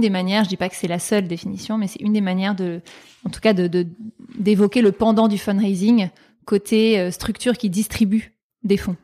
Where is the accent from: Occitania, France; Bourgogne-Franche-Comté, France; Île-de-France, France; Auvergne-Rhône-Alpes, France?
Île-de-France, France; Paris; j'ai grandi à Paris, mais disons que j'ai des origines notamment du Périgord et des Pyrénées-Orientales